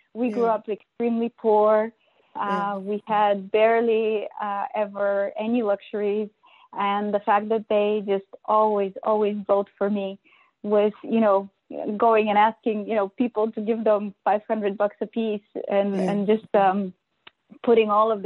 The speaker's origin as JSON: {"language": "English", "country": "Bulgaria", "tie": "born or raised there", "also_born_or_lived": "Nebraska, United States", "moved": "as an adult", "lives_now": "United States", "said": "I grew up in Bulgaria during the end of the communist era and a bit after it"}